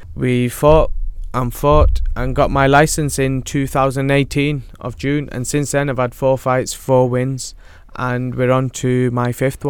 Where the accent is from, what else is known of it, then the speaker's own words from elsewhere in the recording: Rochdale, North West England, United Kingdom; Yeah. Best town in the world.